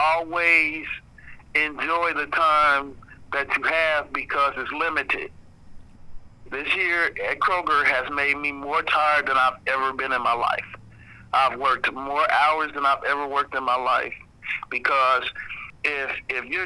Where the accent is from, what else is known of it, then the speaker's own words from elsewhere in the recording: United States; I was born here. I was raised here